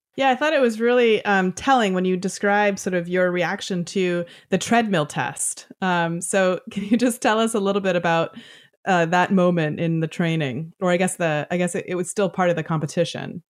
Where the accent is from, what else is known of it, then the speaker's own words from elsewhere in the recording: Toronto, Ontario, Canada; as a Canadian girl growing up just, uh, in Toronto